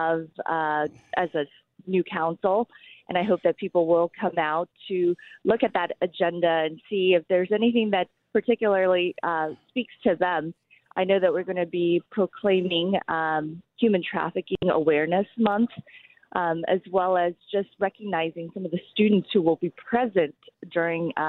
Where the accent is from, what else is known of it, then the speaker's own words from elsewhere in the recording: Wichita, Kansas, United States; English is a second language; I came to the United States when I was 8 years old, so I grew up here in Wichita and went through Wichita Public Schools